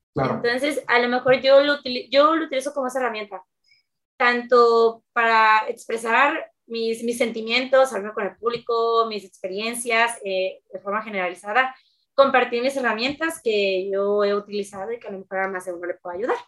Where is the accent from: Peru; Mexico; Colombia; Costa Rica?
Mexico; Veracruz; tengo 24 años, soy de Veracruz